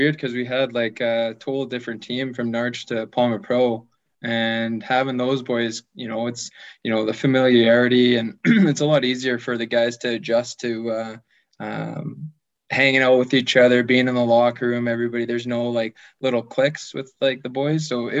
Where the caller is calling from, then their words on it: Fort Saskatchewan, Alberta, Canada; I'm in Fort Saskatchewan, Alberta, just like 15 minutes outside Edmonton.